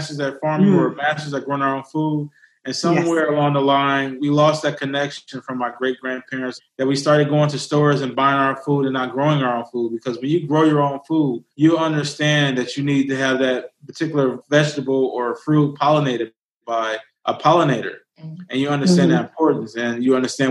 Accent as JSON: {"language": "English", "town": "Detroit", "region": "Michigan", "country": "United States", "tie": "born or raised there", "said": "grew up on the northwest side of Detroit"}